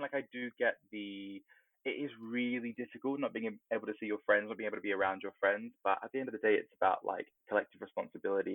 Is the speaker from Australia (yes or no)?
yes; Australia; now in United Kingdom; growing up in Australia in, you know, the 90s